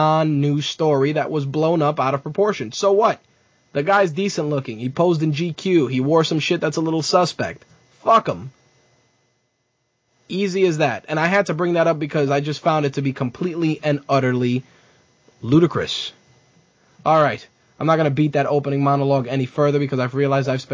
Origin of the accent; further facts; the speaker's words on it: New York City, New York, United States; as a New Yorker